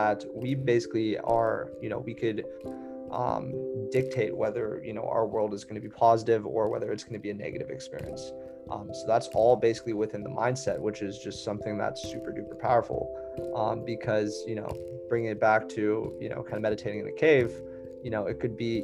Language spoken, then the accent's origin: English; Hawaii, United States; I'm from Hawaii.